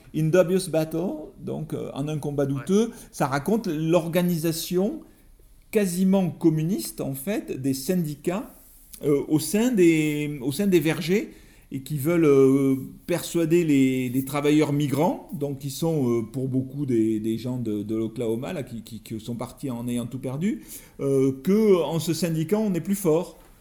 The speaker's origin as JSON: {"language": "French", "country": "France", "said": "je suis écrivain, je viens de France"}